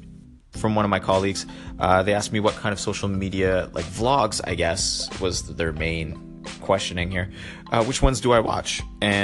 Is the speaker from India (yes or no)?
no; Canada; being Canadian and also being part of the Commonwealth of Great Britain